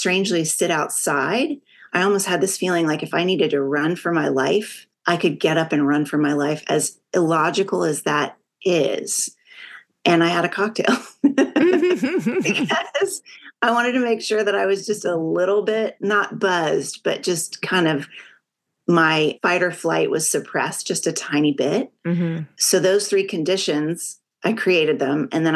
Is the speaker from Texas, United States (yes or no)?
yes; Texas, United States; I'm from Texas